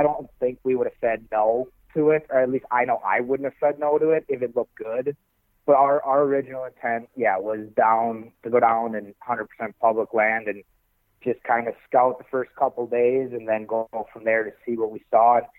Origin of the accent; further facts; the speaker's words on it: Wisconsin, United States; I'm from Wisconsin, so compared to here, I mean, our public land, you'll have a 40 and you'll have 8 guys on it opening day